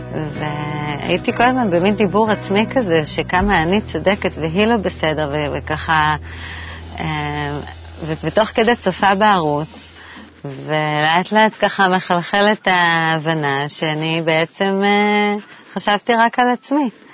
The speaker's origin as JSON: {"language": "Hebrew", "town": "Jerusalem", "region": "Jerusalem District", "country": "Israel", "tie": "born or raised there", "also_born_or_lived": "Tel Aviv", "moved": "as an adult", "lives_now": "Tzukim, Israel"}